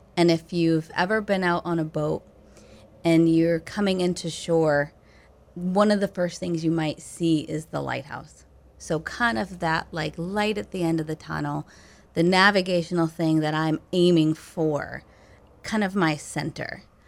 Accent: Belgrade, Maine, United States; moved away as an adult; I grew up on Belgrade Stream, which connects over to Lower Long Pond.

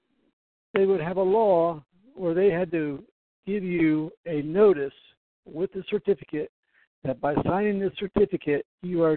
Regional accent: Grove City, Ohio, United States; also born or lived in Columbus; grew up in Grove City.

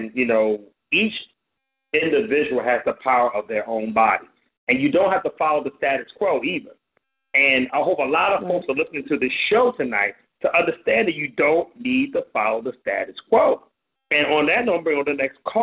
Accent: Compton, California, United States; I grew up in Compton

